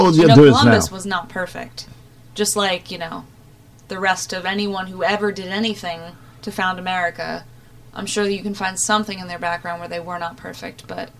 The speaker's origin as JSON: {"language": "English", "country": "Ireland", "said": "Thankfully, I am Irish. You know, I was blessed with that, unlike my Scotsman friend here."}